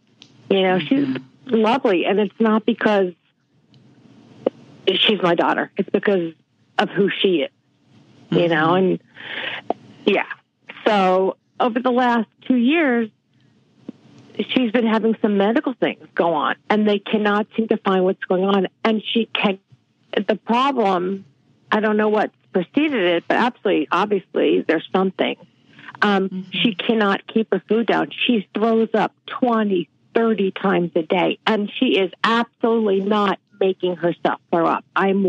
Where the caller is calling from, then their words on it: Mill Valley, California, United States; I'm calling from Mill Valley, California.